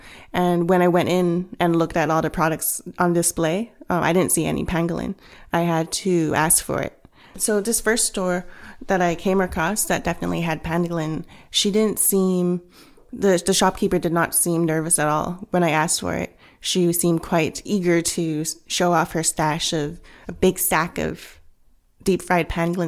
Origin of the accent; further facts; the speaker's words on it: Vancouver, British Columbia, Canada; also born or lived in Hong Kong; And one of those things is that I come from a Cantonese background. I was born in Hong Kong. raised in Canada and Vancouver, but went back to Hong Kong a lot.